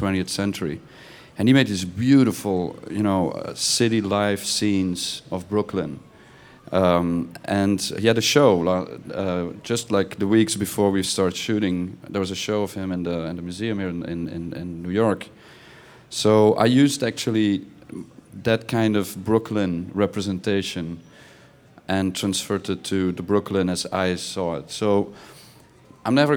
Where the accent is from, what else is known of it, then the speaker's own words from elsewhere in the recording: Belgium; I'm from Belgium.